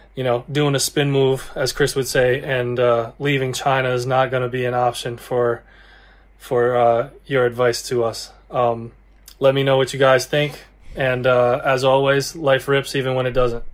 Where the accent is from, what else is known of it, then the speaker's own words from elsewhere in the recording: Australia; moved away as an adult; now in United States; I'm from Australia